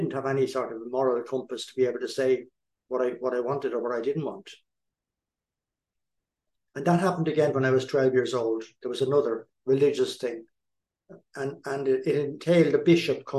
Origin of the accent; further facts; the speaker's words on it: East Coast, Ireland; I was born and raised in Ireland on the East Coast.